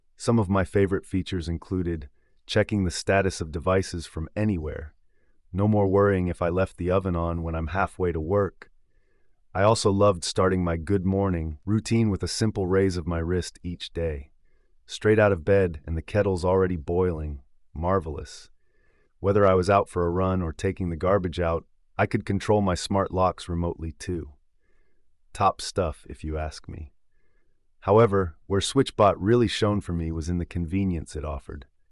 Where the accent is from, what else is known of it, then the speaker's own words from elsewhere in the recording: United Kingdom; your British host